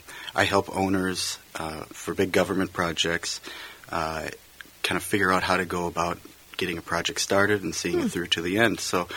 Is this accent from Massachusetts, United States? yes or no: no; North St. Paul, Minnesota, United States; moved away as an adult; also born or lived in Texas; I grew up in North St. Paul, which is where I live today.